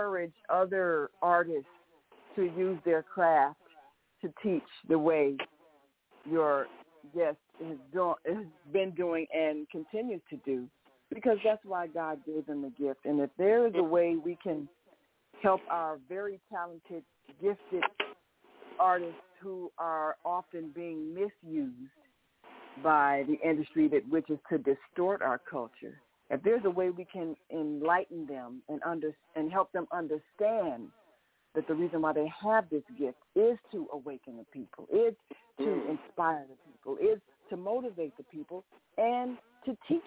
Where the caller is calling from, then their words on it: Chicago, Illinois, United States; calling from Chicago